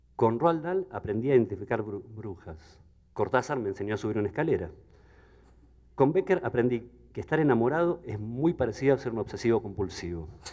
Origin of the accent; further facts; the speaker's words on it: Buenos Aires, Argentina; Soy hijo de la Escuela Pública Argentina